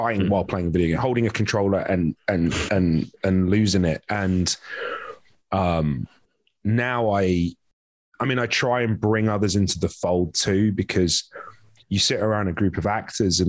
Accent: London, United Kingdom; moved away as an adult; also born or lived in Vancouver, Canada; now in Los Angeles, United States; London's the only place I'd ever been. I grew up there. I'm from Wembley

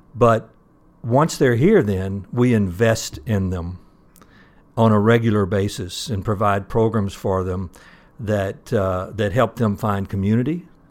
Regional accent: Mississippi, United States; moved away as an adult; now in Michigan, United States; actually from Mississippi, went to school at Mississippi State University

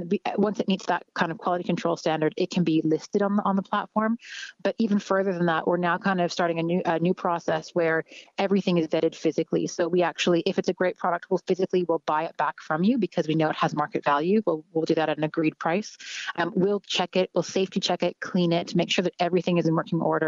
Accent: Canada; moved away as an adult; now in Ireland; I'm Canadian. I'm originally from Canada. I've been living in Ireland for just under 4 years.

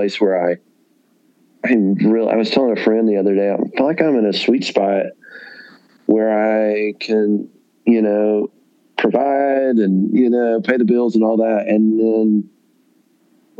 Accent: the South, United States; growing up in the South

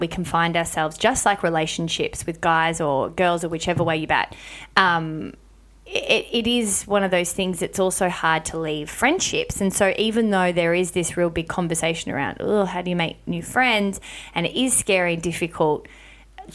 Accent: Melbourne, Victoria, Australia; now in Sydney, Australia; I moved to Sydney and I'm from Melbourne

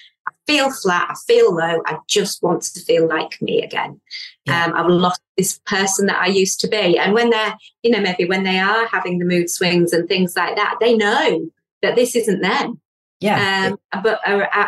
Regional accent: Yorkshire and the Humber, United Kingdom; I'm from Yorkshire.

